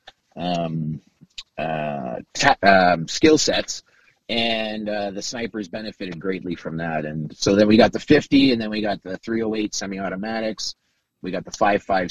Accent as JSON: {"language": "English", "town": "Kitchener", "region": "Ontario", "country": "Canada", "tie": "born or raised there", "said": "I was born in Kitchener and I was less than five"}